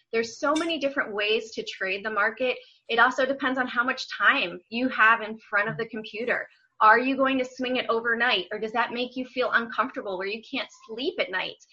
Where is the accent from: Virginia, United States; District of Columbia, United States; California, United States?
District of Columbia, United States; Washington; moved away as an adult; also born or lived in Memphis / Atlanta; I grew up in Washington D.C., but I went to school in Memphis